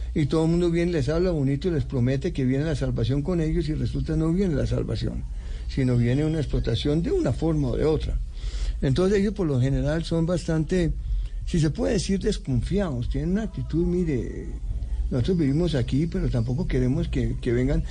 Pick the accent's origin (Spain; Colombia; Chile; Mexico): Colombia; Bogotá; also born or lived in United States / Europe; Así llegamos y vivimos, yo viví eh, hasta los 19 años dentro del campus